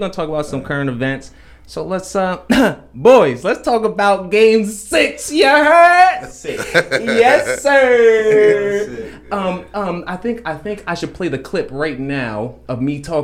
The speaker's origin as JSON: {"language": "English", "region": "New York", "country": "United States", "said": "I'm a New Yorker too"}